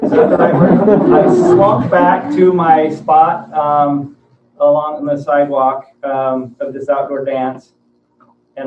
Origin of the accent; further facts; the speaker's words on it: central Washington, United States; moved away as an adult; also born or lived in Idaho Falls, Idaho; my hometown in central Washington